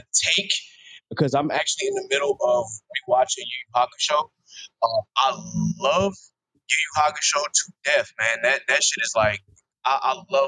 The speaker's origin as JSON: {"language": "English", "town": "North Charleston", "region": "South Carolina", "country": "United States", "moved": "yes", "lives_now": "Hampton, United States", "said": "I currently am living in Hampton, Virginia. I'm originally from North Charleston, South Carolina."}